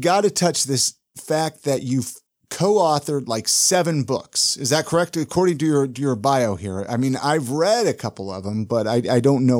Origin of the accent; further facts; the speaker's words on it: Ventura, California, United States; That's where I was born and raised. Born and raised right.